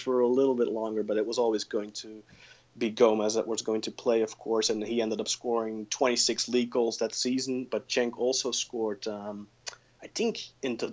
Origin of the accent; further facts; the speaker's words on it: Belgium; I'm from Belgium